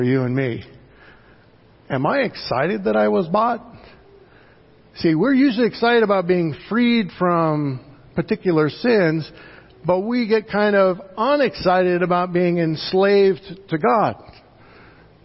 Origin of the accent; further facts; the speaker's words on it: United States; as an American Christian